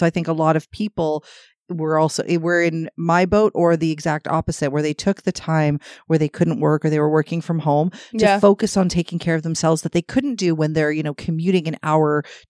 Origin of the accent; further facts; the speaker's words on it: Toronto, Ontario, Canada; But we're from Toronto, so I expect fucking traffic.